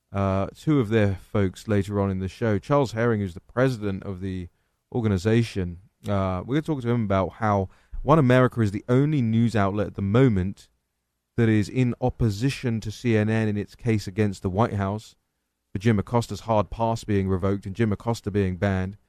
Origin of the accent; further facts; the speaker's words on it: England, United Kingdom; now in Washington, D.C., United States; I'm English.